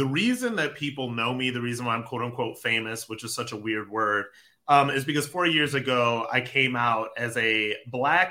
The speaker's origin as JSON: {"language": "English", "town": "Akron", "region": "Ohio", "country": "United States", "tie": "born or raised there", "said": "I'm from Akron, Ohio. You know, grew up very lower middle class"}